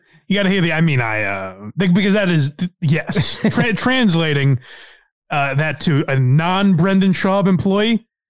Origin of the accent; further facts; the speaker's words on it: New England, United States; I grew up in New England, so it sounds even more ridiculous to me.